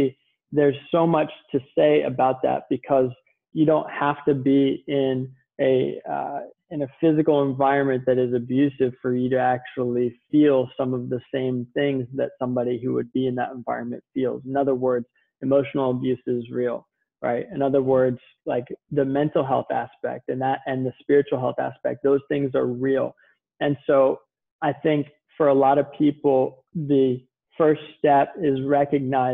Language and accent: English; Virginia, United States; moved away as an adult; also born or lived in Manhattan, New York; now in Southern California, United States; I was born and raised in Virginia, lived in Manhattan 6.5 years before moving to Southern California